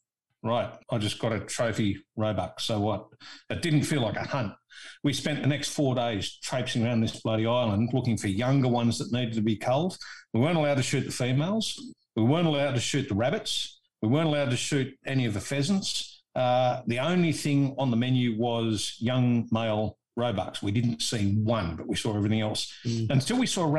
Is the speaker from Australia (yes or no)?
yes; Australia; I'm an Aussie